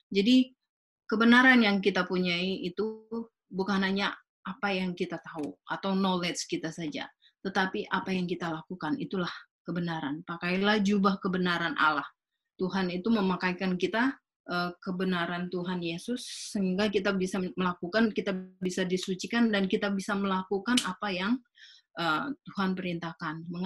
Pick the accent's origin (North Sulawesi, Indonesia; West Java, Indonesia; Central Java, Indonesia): North Sulawesi, Indonesia; Manado; ya saya orang Manado ya